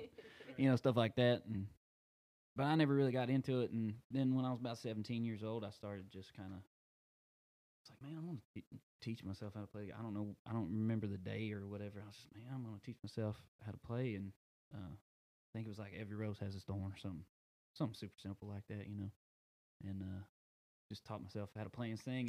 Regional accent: Rusk, Texas, United States; I grew up in Rusk

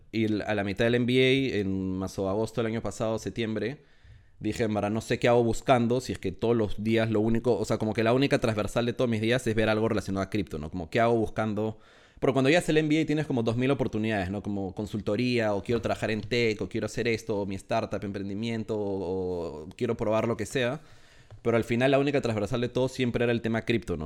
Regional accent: Peru; moved away as an adult; now in Madrid, Spain; soy, eh, de Perú. Eh, ahorita, estoy, ahorita estoy en Madrid

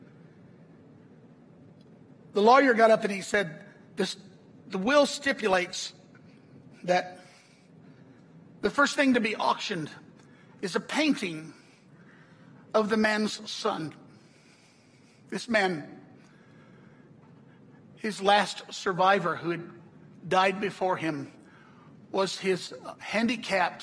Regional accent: the South, United States; I'm from the South

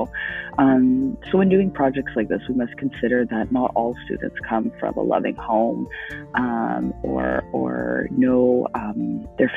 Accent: Canada; being Canadian

